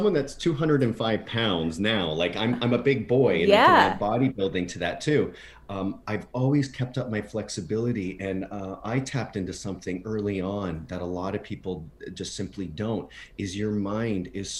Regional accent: near Windsor, Ontario, Canada; also born or lived in Broadway, New York / Los Angeles; now in Palm Springs, United States; in the small town that I grew up in near Windsor, Ontario

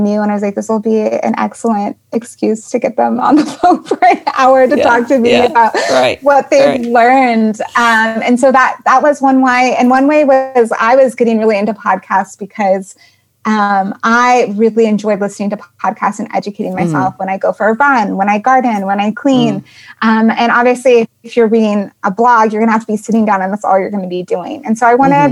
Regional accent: Colorado, United States; moved away; I'm from Colorado initially

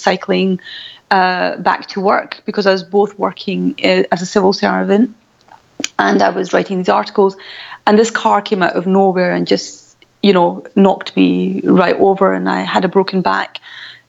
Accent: Glasgow, Scotland, United Kingdom; as you can tell from my voice, I'm born and brought up I come from Glasgow

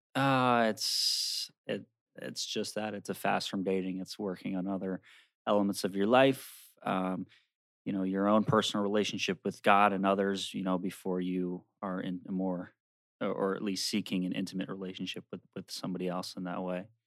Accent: Maryland, United States; now in New Jersey, United States; I'm from Maryland.

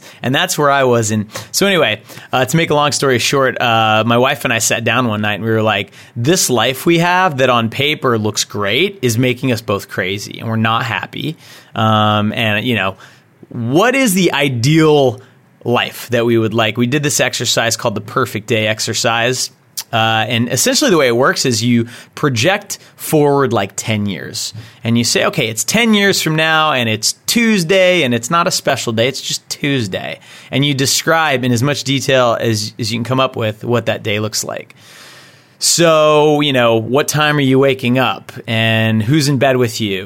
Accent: Texas, United States; now in Massachusetts, United States; I'm originally from Texas

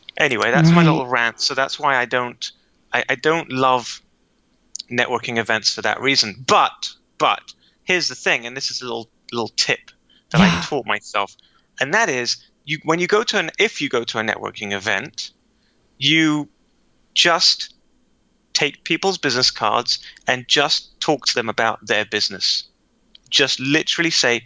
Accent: London, United Kingdom; now in Israel; I was born and raised in London.

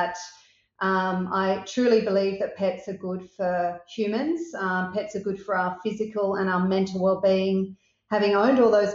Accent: Australia; also born or lived in Sydney; So I am an Australian. I live in Sydney, and I've always lived in Australia

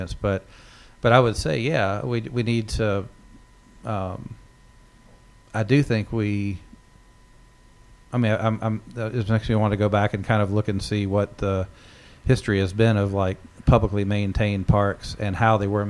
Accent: Southwest Virginia, United States; now in New England, United States; where I grew up in Southwest Virginia, is mountains

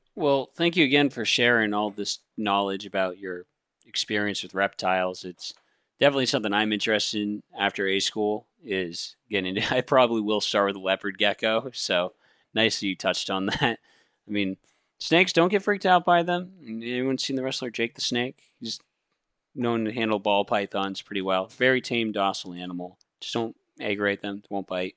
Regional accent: Maine, United States; I come from Maine

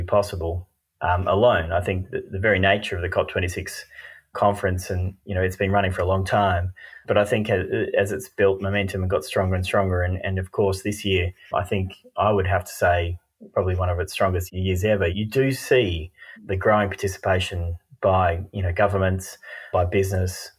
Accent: Australia; accent: Australian; moved away as an adult; also born or lived in Sweden; now in United Kingdom; I'm Australian and left Australia probably 6-7 years ago

